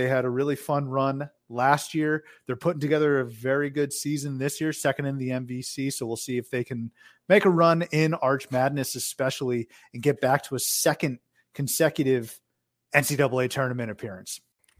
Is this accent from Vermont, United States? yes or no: no; Boston, Massachusetts, United States; No, so I'm from the Boston area.